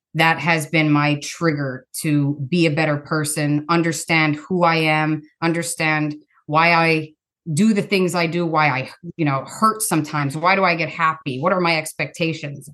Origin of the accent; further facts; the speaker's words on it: Pennsylvania, United States; now in Ohio, United States; I grew up in a different state, Pennsylvania